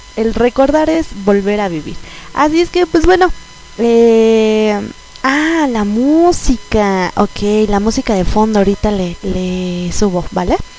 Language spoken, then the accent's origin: Spanish; Mexico; como buena mexicana